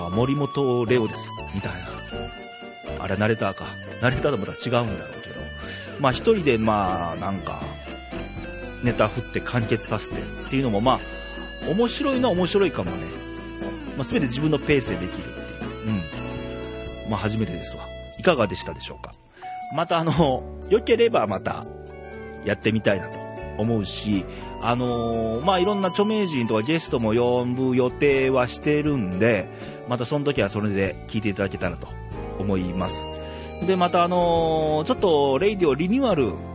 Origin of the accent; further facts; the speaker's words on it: Ehime, Japan; also born or lived in Kanto; now in Nara, Japan; 僕愛媛県出身でね